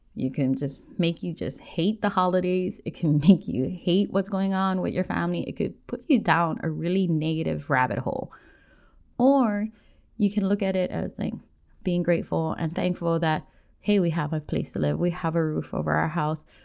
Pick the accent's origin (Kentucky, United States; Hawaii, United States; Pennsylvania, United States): Hawaii, United States; Oahu, North Shore; I grew up on Oahu, on the North Shore